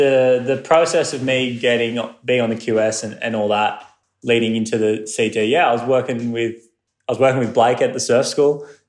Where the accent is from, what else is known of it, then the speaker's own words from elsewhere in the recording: Australia; One of my mates, I got home after Hawaii, and one of my mates, you know, as Australian culture, you know, it's very humbling